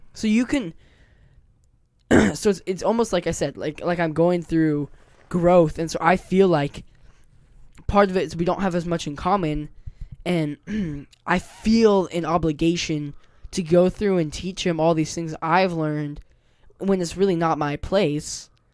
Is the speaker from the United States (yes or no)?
yes; Puyallup, Washington, United States; born or raised there; also born or lived in Lakewood, Washington